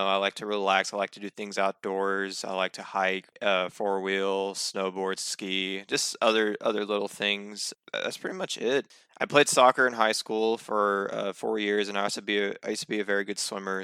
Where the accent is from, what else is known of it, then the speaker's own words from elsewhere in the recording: Fort Worth, Texas, United States; also born or lived in Arlington, Texas; I was born and raised pretty much in the area